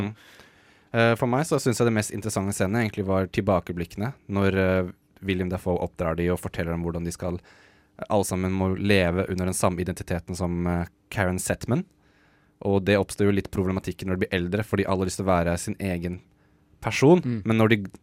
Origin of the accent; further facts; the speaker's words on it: Norway; som nordmann